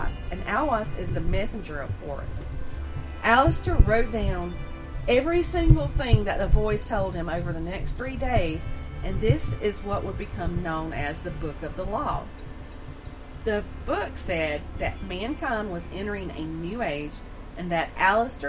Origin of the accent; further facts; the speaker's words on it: the South, United States; accent: southern; my southern backward accent